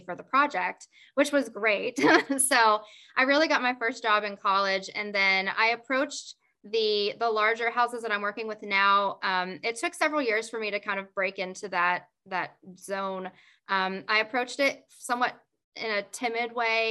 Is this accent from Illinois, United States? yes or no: no; West Virginia, United States; I grew up in West Virginia